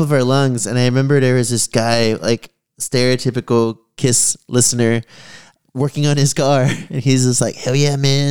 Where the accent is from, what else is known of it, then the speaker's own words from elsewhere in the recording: San Antonio, Texas, United States; growing up in San Antonio